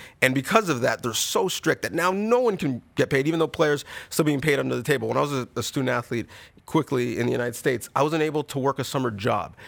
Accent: Canada

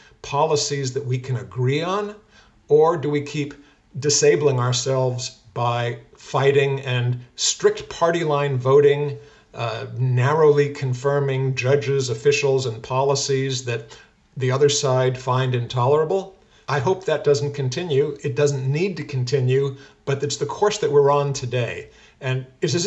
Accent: United States; we're all Americans

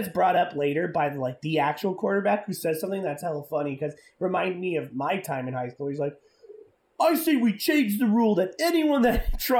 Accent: California, United States; But it's also was filmed in my hometown, believe it or not.

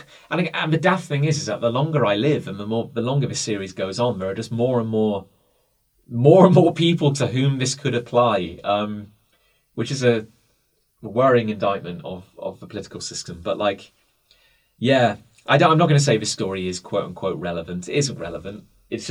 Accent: United Kingdom; I'm British

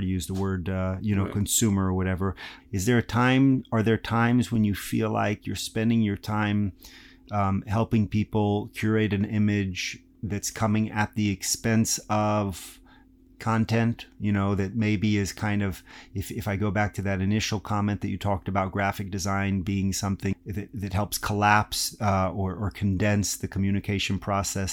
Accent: Texas, United States; I'm from Texas

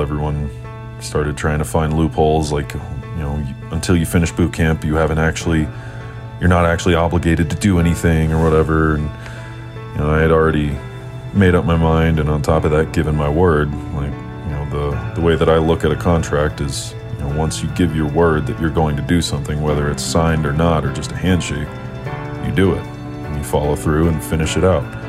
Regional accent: Nashville, Tennessee, United States; I was born and raised in Nashville, Tennessee.

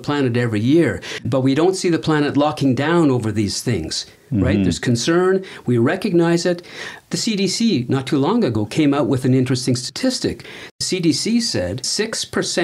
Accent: Canada; being a Canadian

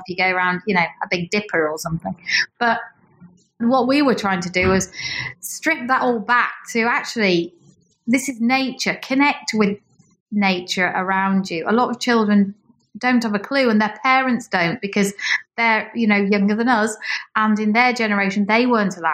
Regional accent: Yorkshire and the Humber, United Kingdom; moved away as an adult; I am from East Yorkshire

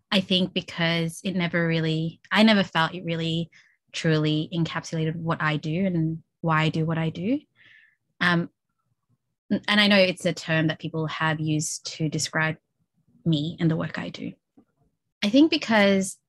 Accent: Melbourne, Victoria, Australia; I grew up in Flemington, North Melbourne

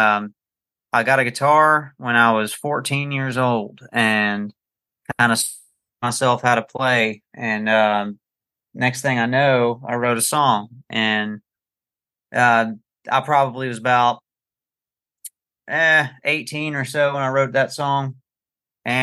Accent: Marietta, Georgia, United States; also born or lived in Okeechobee, Florida / Pahokee, Florida; now in Nashville, United States; when I was 8 years old, we moved to Marietta, Georgia

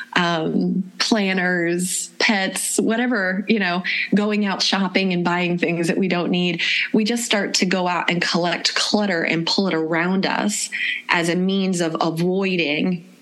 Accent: Florida, United States; I grew up in Florida

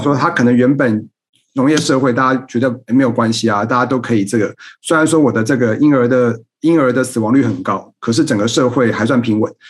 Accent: Taipei, Taiwan; moved away as an adult; now in Kaohsiung, Taiwan; 我自己生长在台北，我现在在高雄工作

